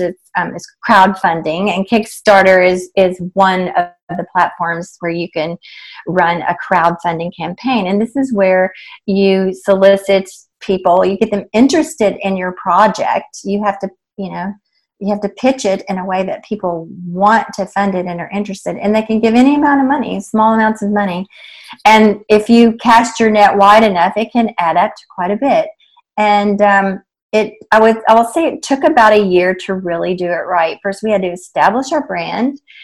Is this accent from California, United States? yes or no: no; East Tennessee, United States; moved away; I grew up in Tennessee in a small town in East Tennessee.